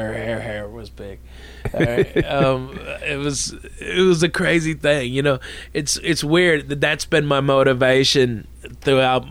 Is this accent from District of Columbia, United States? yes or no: no; Arkansas, United States; Growing up in Arkansas